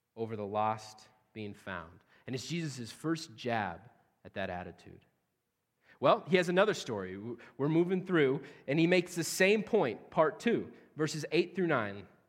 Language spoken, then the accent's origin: English; central Nebraska, United States; now in Cedar Rapids, United States; I personally am actually, uh, from central Nebraska. So I'm a Nebraskan